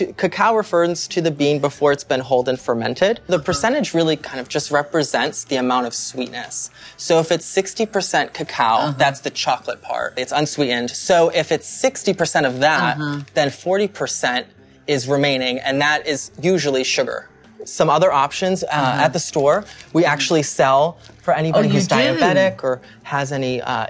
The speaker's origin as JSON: {"language": "English", "region": "Pennsylvania", "country": "United States", "tie": "born or raised there", "moved": "yes", "said": "I grew up in Pennsylvania"}